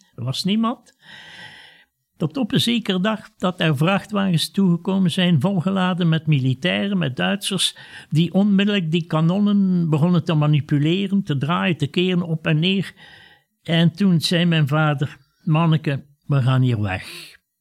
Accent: Ghent, Flanders, Belgium; ik was toen acht jaar, wij woonden in Gent met mijn ouders

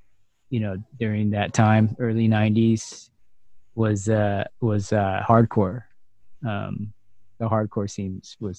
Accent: Huntington Beach, California, United States; growing up in Huntington in the late, you know, late 80s, early 90s.

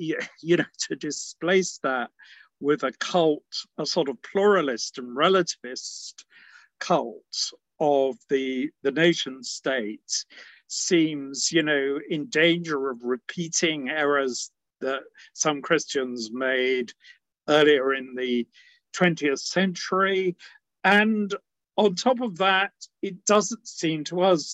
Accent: England, United Kingdom; my dad was English and I was brought up in England. But my mother was Scottish

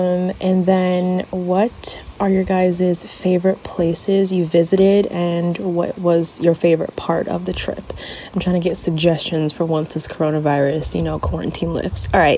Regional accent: New Jersey, United States; I'm from New Jersey.

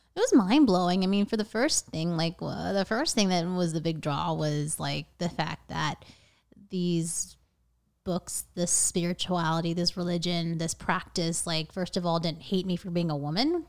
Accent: Vienna, Virginia, United States; I grew up in Northern Virginia, Vienna

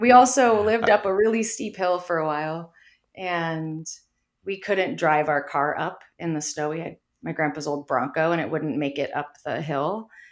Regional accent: Mount Shasta, California, United States; growing up in Mount Shasta

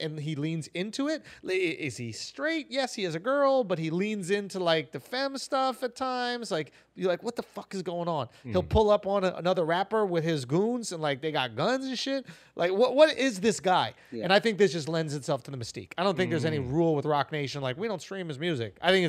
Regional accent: Atlanta, Georgia, United States; I'm from Atlanta. I don't got no tattoos.

